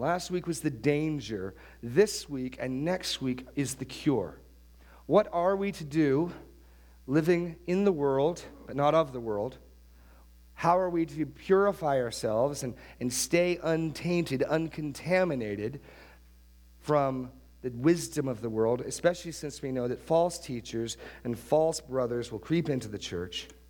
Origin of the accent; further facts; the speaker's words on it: New Hampshire, United States; where I grew up in New Hampshire